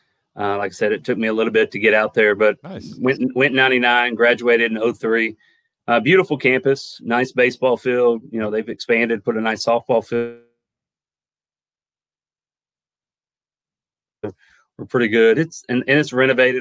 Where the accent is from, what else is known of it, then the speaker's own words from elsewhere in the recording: United States; moved away; also born or lived in Henderson, Tennessee / Blanco; Back in Lewis County, where I was growing up